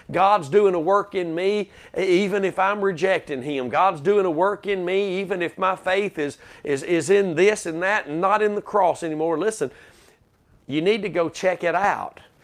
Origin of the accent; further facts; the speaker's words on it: Texas, United States; as a Texan